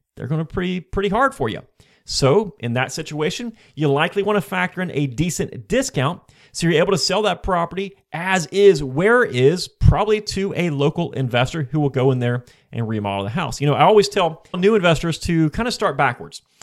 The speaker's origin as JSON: {"language": "English", "region": "Florida", "country": "United States", "said": "I am from Florida, and most of my investments prior to this point were in Florida as well"}